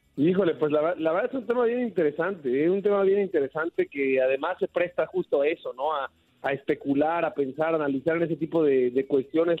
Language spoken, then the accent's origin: Spanish; Mexico